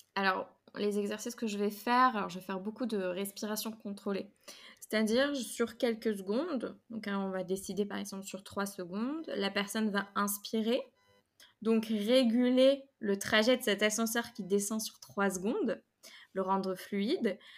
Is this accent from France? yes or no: yes; Rennes, Brittany, France; moved away as an adult; now in Paris, France; j'étais à Rennes, je suis rennaise